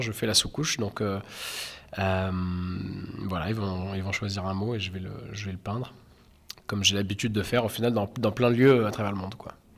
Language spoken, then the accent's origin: French; Caen, Normandy, France; je suis un artiste peintre euh, britannique et normand, euh, et je viens de Caen